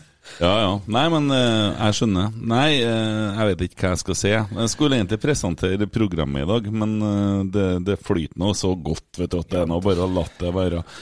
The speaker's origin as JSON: {"language": "Norwegian", "town": "Bjugn", "region": "Trøndelag", "country": "Norway", "said": "jeg er jo fra Bjugn"}